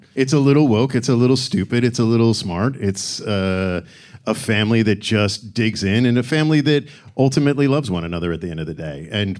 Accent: Hamilton, Ontario, Canada; moved away as an adult; now in United States; we came down from Canada

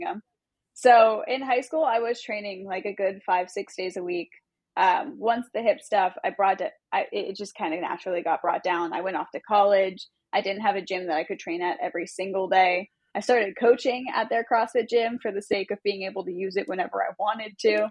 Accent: Long Beach, California, United States; I'm from Long Beach. I'm SoCal born okay. and raised

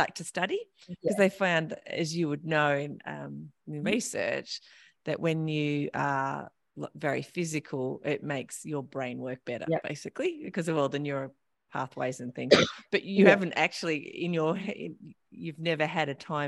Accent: Australia; as an Australian

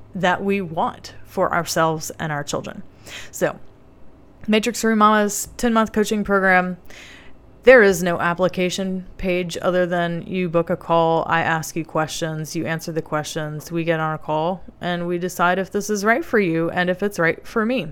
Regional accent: the South, United States; I grew up in the South

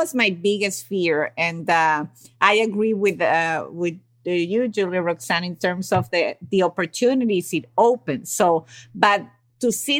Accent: Venezuela; I come from an Italian family and I was raised in Venezuela

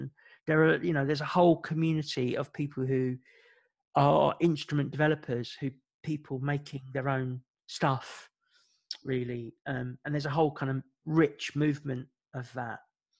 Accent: Ireland; My family were Irish and music is really important to our culture. As an Irish person, we all have a song about ourselves and the town that we come from.

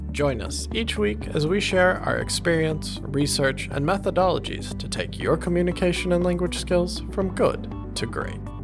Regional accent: United States; as an American

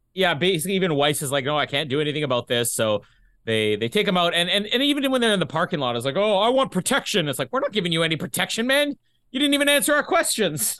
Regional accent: Canada; accent: Canadian; my Canadian accent

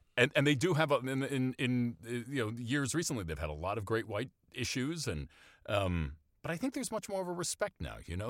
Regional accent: Maine, United States; I grew up in Maine, so I have a, in a small town in Maine

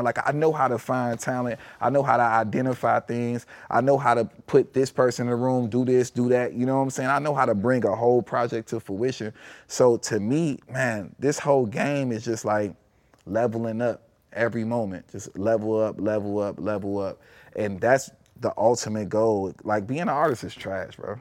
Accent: Chicago, Illinois, United States; growing up in Chicago

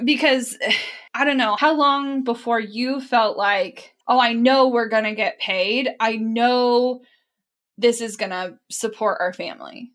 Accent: Midwest, United States; we grew up in the Midwest

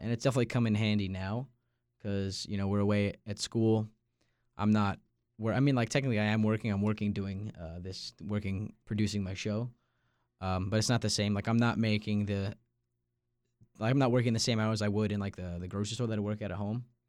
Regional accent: Long Island, New York, United States; moved away; I'm from Long Island, New York

